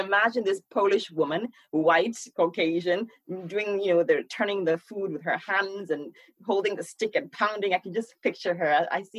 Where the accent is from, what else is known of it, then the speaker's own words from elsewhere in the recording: Ghana; moved away; So, you know, my mom is Polish, right? And my dad is Ghanaian. So I was born and raised in Ghana.